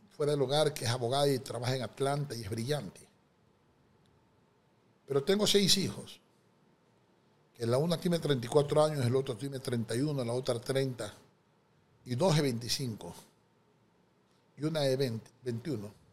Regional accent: Daule, Guayas, Ecuador; born there; Mi madre es una mujer de sexto grado de primaria, Nací en Daule. Mi padre era un contador federado, descendiente libanés, nació en Ambato.

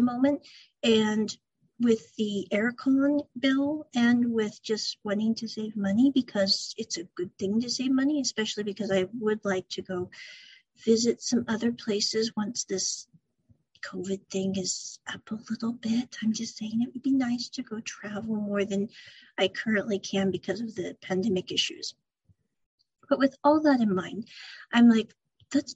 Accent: Midwest, United States; moved away as an adult; now in Japan; when I was growing up as a kid and as a young adult, I came from the Midwest part of the US

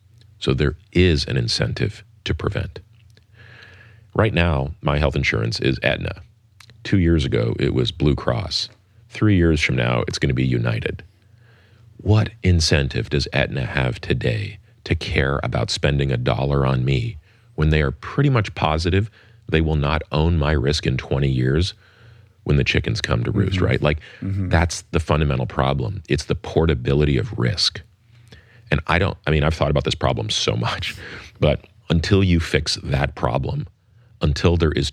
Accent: Canada; now in United States; as you probably know, I grew up in Canada, and Canada has a single payer healthcare system.

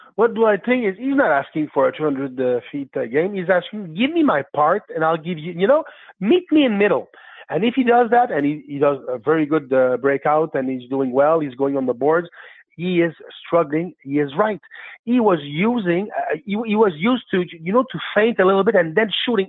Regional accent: Quebec, Canada; also born or lived in Blainville; I'm French Canadian. I, am uh, living in Blainville

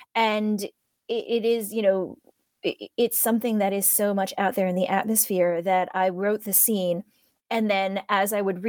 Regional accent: Ohio, United States; Now, I come from Ohio, but because my parents are immigrants, they came from Hong Kong, and because I'm a Chinese American, that's how I identify

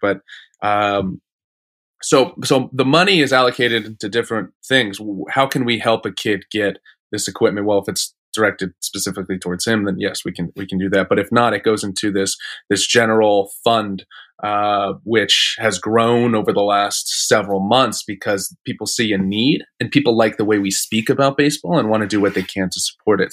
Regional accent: Phoenix, Arizona, United States; I grew up in Phoenix wearing, like, Mets gear

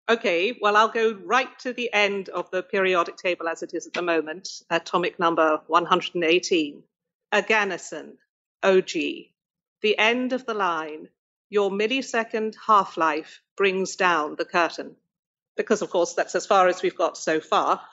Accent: United Kingdom; I grew up in Britain and we specialized very early.

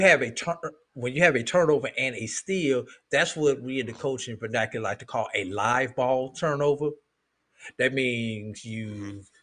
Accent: St. Louis, Missouri, United States; growing up in St. Louis, Missouri

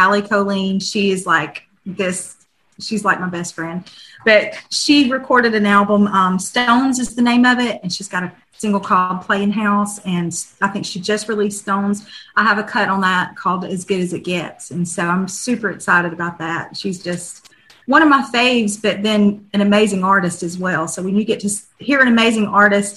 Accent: Northeast Alabama, United States; growing up in Northeast Alabama

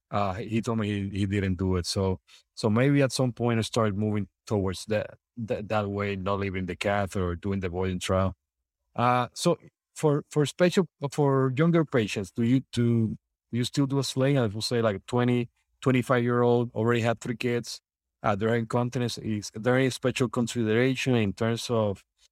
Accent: Puerto Rico; English is a second language; now in Orlando, United States; So since I'm from Puerto Rico here to Orlando, I haven't done combined cases.

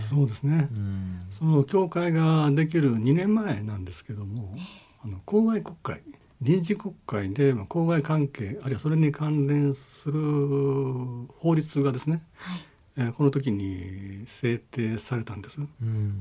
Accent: Takasago, Hyogo, Japan; also born or lived in Chiba Prefecture; もともと兵庫県出身です

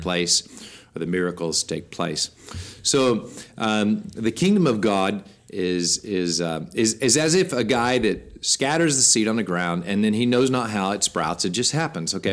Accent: United States; we, as American Christians

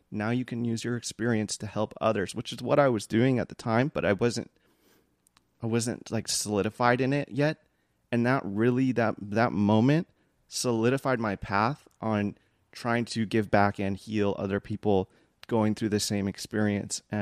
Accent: Philippines; because I'm Filipino, and I just it felt I felt like safe with you

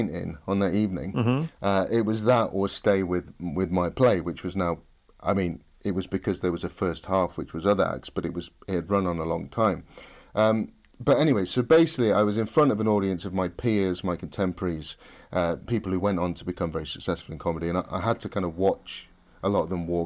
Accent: Nottingham, East Midlands, United Kingdom; moved away as an adult; I'm from a Ruffs comprehensive school in Nottingham

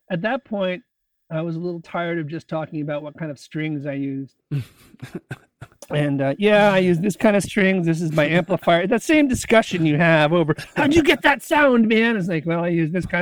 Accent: Connecticut, United States; also born or lived in San Francisco / Chicago; now in Olympia, United States; I grew up in Connecticut.

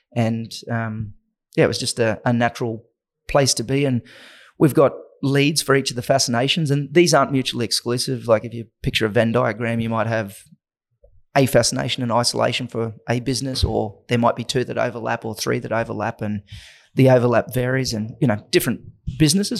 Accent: Innisfail, Queensland, Australia; moved away; also born or lived in Atherton Tablelands; between Innisfail and the Atherton Tablelands on a banana, sugarcane, and beef cattle property

